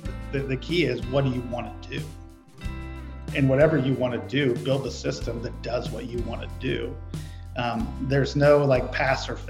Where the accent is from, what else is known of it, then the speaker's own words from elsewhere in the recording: Jamaica, Iowa, United States; also born or lived in Ohio; now in Omaha, United States; I'm from Jamaica, Iowa.